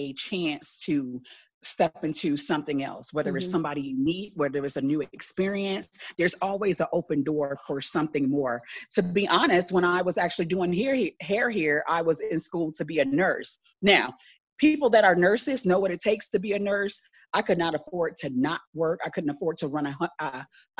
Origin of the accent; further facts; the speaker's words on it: Tampa, Florida, United States; moved away as an adult; now in Atlanta, United States; I am originally from Tampa, Florida, but I live in Atlanta, Georgia.